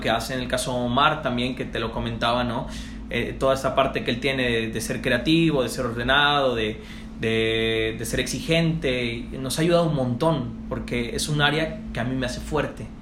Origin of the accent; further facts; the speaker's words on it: Tepic, Nayarit, Mexico; moved away as an adult; also born or lived in Sinaloa; empecé en Tepic, eh, de donde soy originario